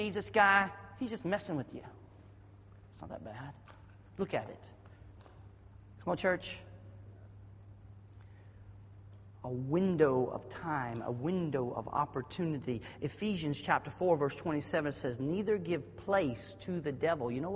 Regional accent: the South, United States; accent: Southernese; I was raised in the South

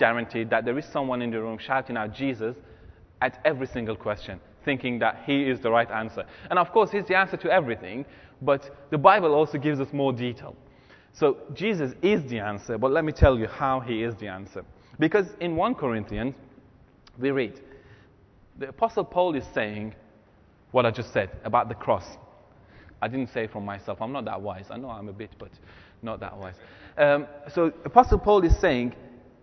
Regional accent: Iran; moved away; my grandfather and my grandmother are from two different ethnic groups in Iran

